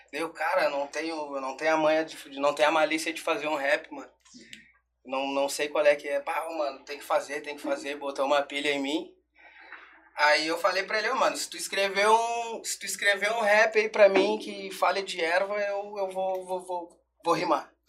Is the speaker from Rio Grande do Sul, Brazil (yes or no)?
yes; Rio Grande do Sul, Brazil; Erva mate. A gente é gaúcho, salve o trap gaúcho